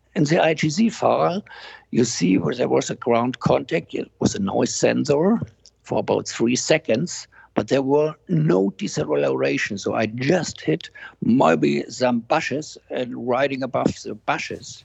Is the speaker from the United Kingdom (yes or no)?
no; near Murnau, Bavaria, Germany; I'm now in Murnau in Germany, which is close to my hometown.